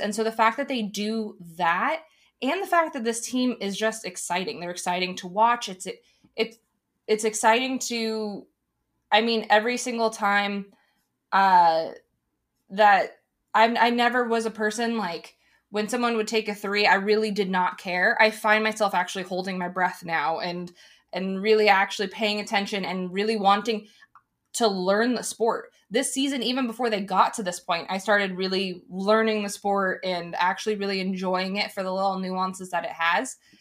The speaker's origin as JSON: {"language": "English", "region": "Arizona", "country": "United States", "said": "in Arizona, we ha, we're a state that has so many different people that have come from so many different places"}